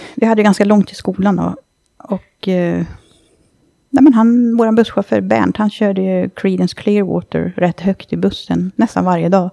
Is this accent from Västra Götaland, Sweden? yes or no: no; Dalarna County, Sweden; moved away; hemma i Dalarna